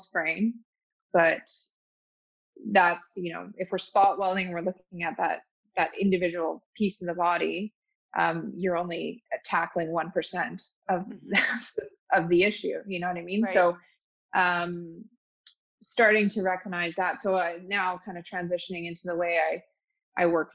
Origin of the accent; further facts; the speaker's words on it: Calgary, Alberta, Canada; also born or lived in Toronto; Calgary, born and raised in Calgary